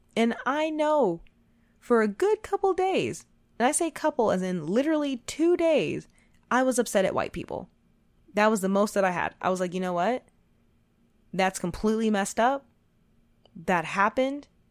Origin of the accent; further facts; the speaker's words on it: United States; I was born and raised in America